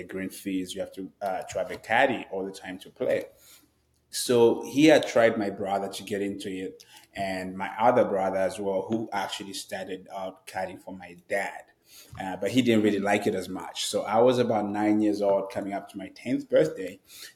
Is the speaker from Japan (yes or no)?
no; Zambia; moved away as an adult; now in United States; I am obviously from Zambia, and I grew up in Zambia. I moved to the United States about 10 years ago now